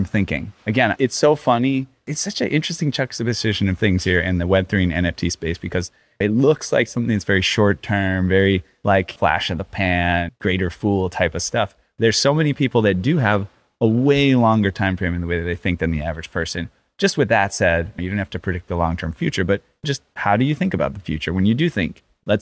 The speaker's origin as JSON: {"language": "English", "region": "Michigan", "country": "United States", "said": "as a Michigander, fellow Midwestern boy"}